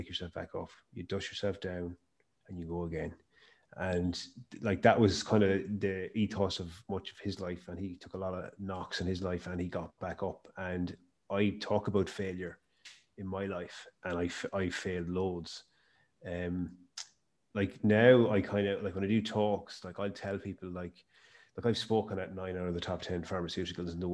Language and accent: English; Mayo, Connacht, Ireland; I started my business in my hometown, and I'm from Mayo